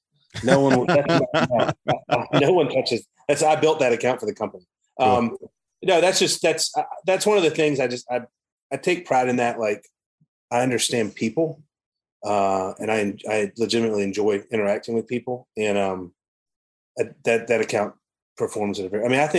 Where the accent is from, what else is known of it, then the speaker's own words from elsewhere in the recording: the South, United States; It's interesting, like, growing up in the South, I say that a lot